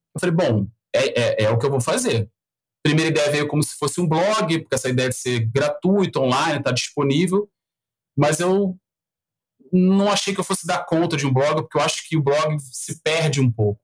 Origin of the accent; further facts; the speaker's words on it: Rio de Janeiro, Brazil; accent: carioca; eu sou carioca, então o, você não precisava falar buenas, porque vocês já vão ouvir um chiado aqui até dizer chega. É, é, sou nascido no Rio, criado no Rio